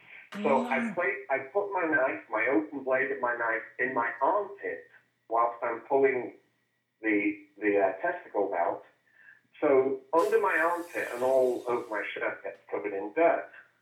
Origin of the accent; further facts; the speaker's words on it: England, United Kingdom; now in Arizona, United States; I think I'm probably the only English cowboy in northern Arizona, and everyone thinks I'm Australian because, you know, I look like a cowboy.